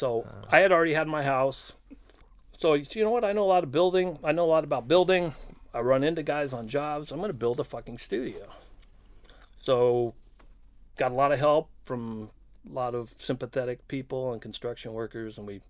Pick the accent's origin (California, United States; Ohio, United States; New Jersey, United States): California, United States; Chula Vista; I'm from Chula Vista, yeah.